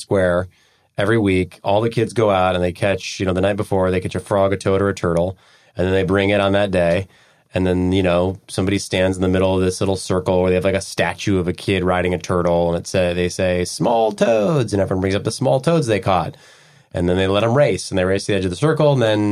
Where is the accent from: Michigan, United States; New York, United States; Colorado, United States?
Michigan, United States; Detroit; I was from the Detroit area